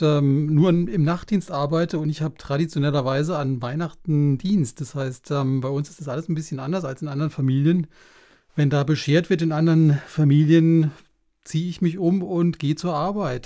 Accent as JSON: {"language": "German", "area": "Black Forest", "region": "Baden-Württemberg", "country": "Germany", "said": "komme aus dem fernen Schwarzwald"}